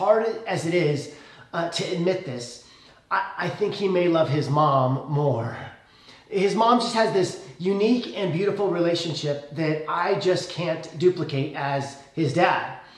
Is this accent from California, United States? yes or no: no; Le Roy, Illinois, United States; I grew up in Leroy, Illinois, population 3,600.